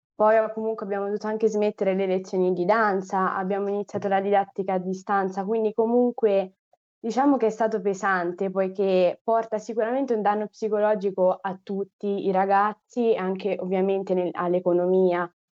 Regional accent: Assisi, Umbria, Italy; also born or lived in Rome; Sono nata a Roma, però poi mi sono trasferita all'età di otto anni ad Assisi, in Umbria

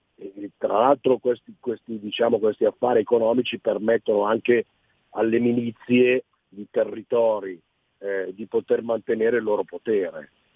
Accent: Sicily, Italy; da siciliano

